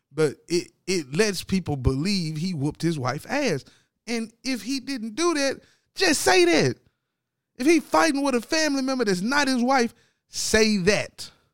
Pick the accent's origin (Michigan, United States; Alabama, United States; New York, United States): New York, United States; Brooklyn; my hometown, Brooklyn